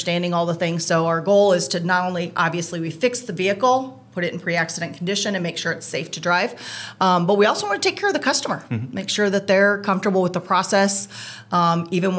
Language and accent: English; Indiana, United States; also born or lived in California; now in Vermont, United States; I'm not originally from Vermont. Right. I grew up in Indiana and kept moving west until I hit California